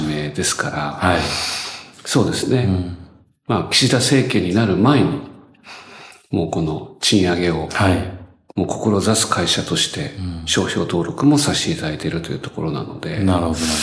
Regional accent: Chiba, Japan; 私千葉出身です

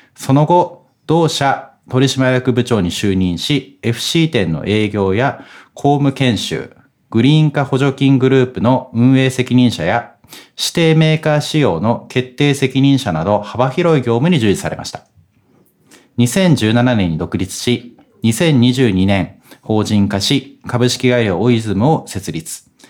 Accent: Hokkaido, Japan; 私も北海道出身なんでスキーやってたんですね

